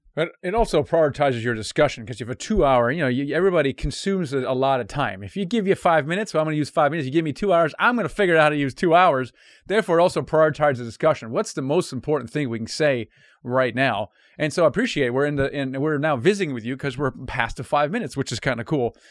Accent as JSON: {"language": "English", "country": "Germany", "first_language": "German", "second_language": "English", "moved": "yes", "said": "I'm actually literally, originally from Germany, was my first language."}